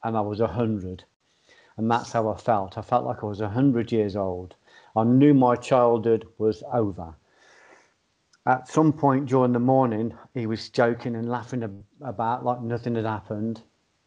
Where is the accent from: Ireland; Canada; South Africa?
Ireland; I've been brought up as an Irish Catholic or in an Irish background